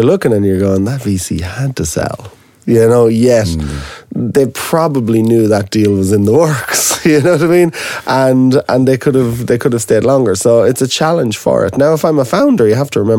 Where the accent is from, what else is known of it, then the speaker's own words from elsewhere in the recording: Ireland; as an Irishman